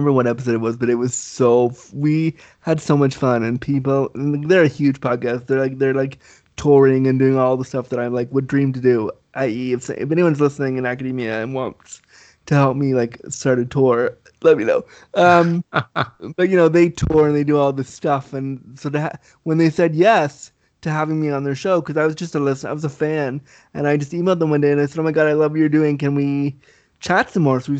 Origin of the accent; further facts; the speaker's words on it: Laguna Beach, California, United States; born there; I was born in Laguna Beach, California.